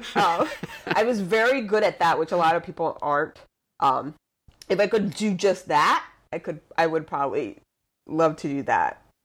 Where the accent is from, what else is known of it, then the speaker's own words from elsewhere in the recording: Luquillo, Puerto Rico; moved away as an adult; I was born and raised in Puerto Rico, I, went to school on a military base. So my whole schooling was in English